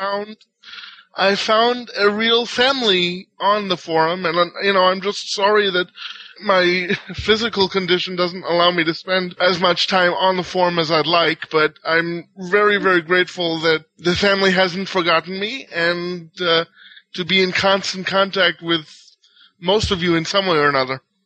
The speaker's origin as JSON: {"language": "English", "country": "Israel", "tie": "born or raised there", "second_language": "English", "moved": "yes", "said": "I'm actually born in Israel and I have family all over the world"}